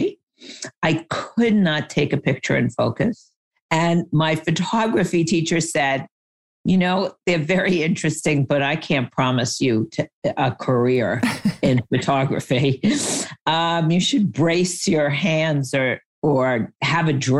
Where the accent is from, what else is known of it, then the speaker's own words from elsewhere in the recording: New York, United States; I grew up in New York and my dad was in the fashion industry